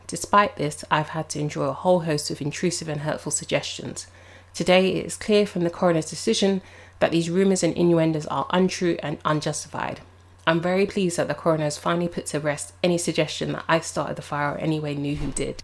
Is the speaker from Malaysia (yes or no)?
no; London, United Kingdom; as a Londoner